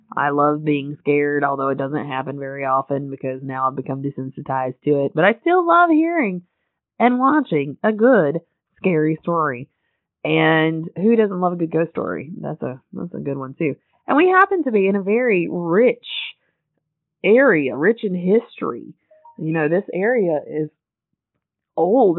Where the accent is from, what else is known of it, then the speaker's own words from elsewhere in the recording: Western North Carolina, United States; moved away as an adult; I'm from an area, I'm from Western North Carolina, where there's occasionally a ghost story